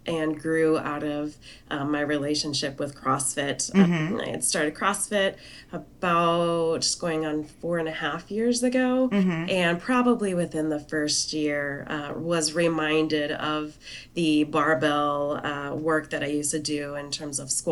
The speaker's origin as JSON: {"language": "English", "region": "South Dakota", "country": "United States", "tie": "born or raised there", "said": "So I grew up in South Dakota"}